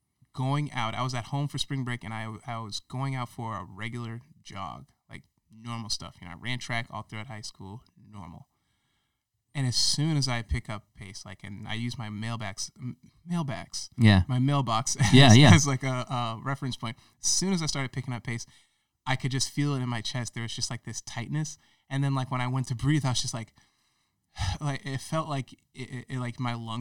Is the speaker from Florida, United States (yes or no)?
yes; Florida, United States; also born or lived in Ohio; Because I was born in Ohio and they were bouncing around before that, even before I was born. I was born in Ohio. Then we moved to South Florida. then spent a couple of years or so in South Florida.